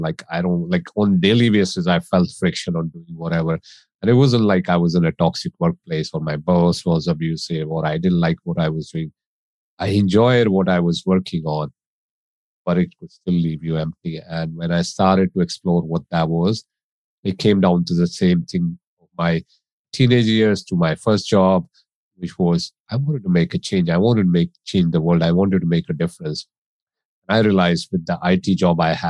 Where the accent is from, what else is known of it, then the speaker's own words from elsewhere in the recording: India; moved away as an adult; also born or lived in United States; now in England, United Kingdom; I grew up in India as a child